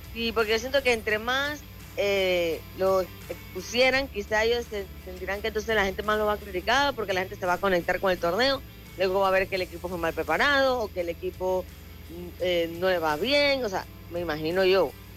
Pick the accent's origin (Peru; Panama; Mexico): Panama; como, panameño